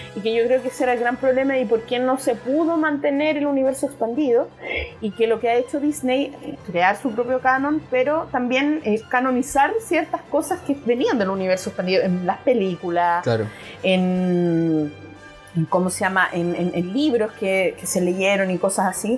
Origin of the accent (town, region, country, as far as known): Chile